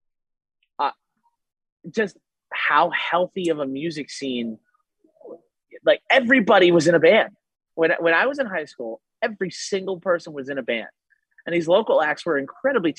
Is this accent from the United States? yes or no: yes; Lancaster, Pennsylvania, United States; now in Los Angeles, United States; I'm from Pennsylvania originally